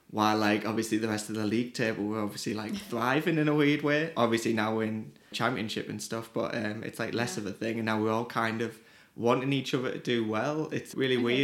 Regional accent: Teesside, North East England, United Kingdom; Yeah, Teesside, it's always like quite an enigma because it's not a location.

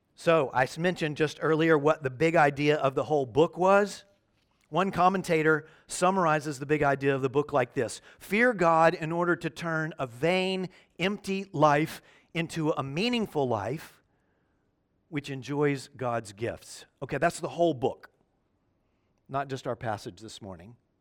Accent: Memphis, Tennessee, United States; moved away; my hometown, Memphis, Tennessee

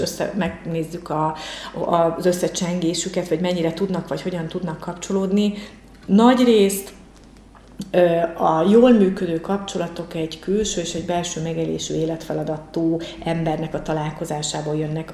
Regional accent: Pécs, Baranya, Hungary; born or raised there; also born or lived in Mohács

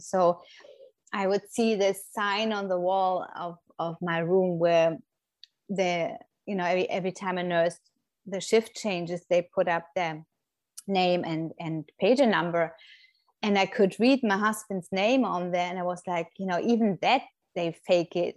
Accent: Germany; moved away as an adult; now in Florida, United States; I'm originally from Germany, but have been living in the States for nearly 10 years now with my family

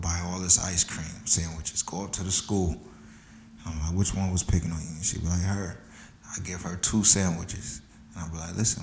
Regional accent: New York, United States; moved away as an adult; also born or lived in Illinois; I was from New York

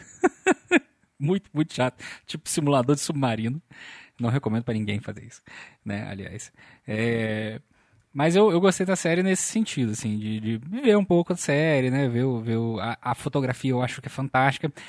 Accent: Volta Redonda, Rio de Janeiro, Brazil; sou de Volta Redonda

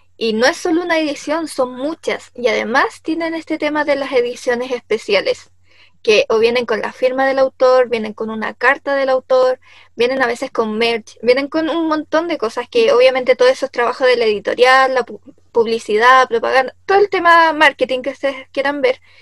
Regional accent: Chile; nacimos en Chile

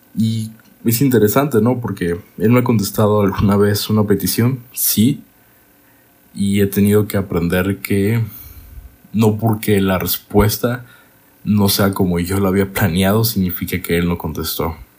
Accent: Monterrey, Nuevo León, Mexico; also born or lived in Guadalajara; Yo, siendo niño, me fui a la ciudad de Monterrey con mi mamá

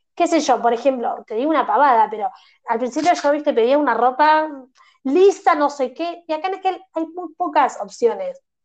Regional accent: Argentina; no sos de Buenos Aires como me pasa a mí

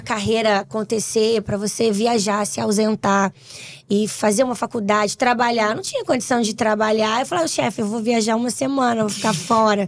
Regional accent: Vitória, Espírito Santo, Brazil; lá no Espírito Santo, onde eu moro, sou capixaba

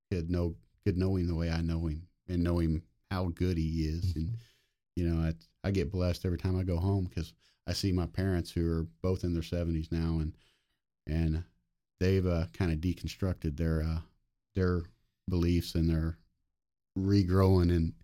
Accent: Fairview, Oklahoma, United States; Fairview, Oklahoma.

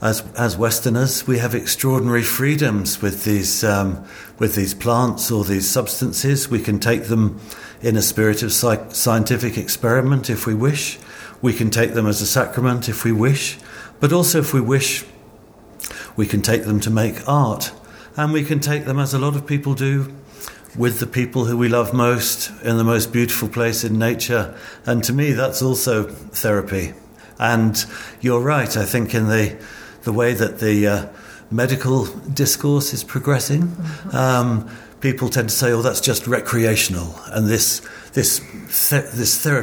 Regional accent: United Kingdom; growing up in British youth culture

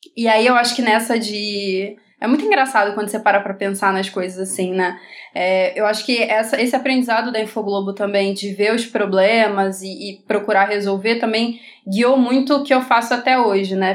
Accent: Rio de Janeiro, Brazil

